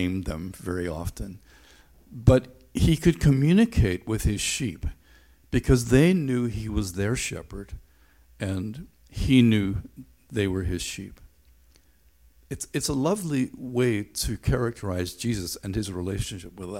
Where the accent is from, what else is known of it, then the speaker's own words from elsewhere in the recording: Northern Ireland, United Kingdom; Growing up in Northern Ireland